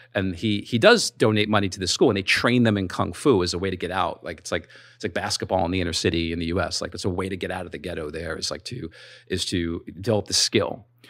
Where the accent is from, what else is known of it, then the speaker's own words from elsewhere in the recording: New York, United States; I'm from New York